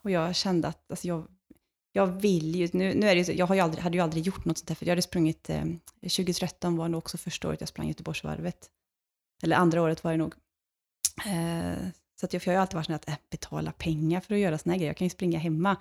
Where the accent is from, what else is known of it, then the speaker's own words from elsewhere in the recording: Lidköping, Västra Götaland, Sweden; hemma i Lidköping, där jag kommer ifrån